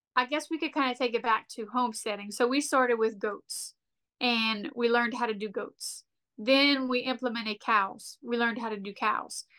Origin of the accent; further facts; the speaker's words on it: Lafayette, South Louisiana, United States; we're from Lafayette